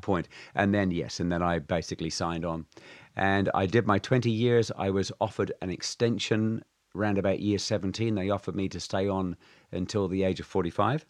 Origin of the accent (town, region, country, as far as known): Alton Pancras, South West England, United Kingdom; born or raised there; also born or lived in Minehead, Somerset, England / New Zealand; now in Shanghai, China